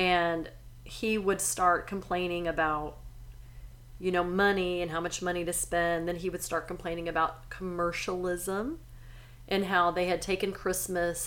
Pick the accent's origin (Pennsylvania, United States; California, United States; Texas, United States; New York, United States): Texas, United States; Silsbee; moved away; also born or lived in Chicago; growing up in Silsbee, Texas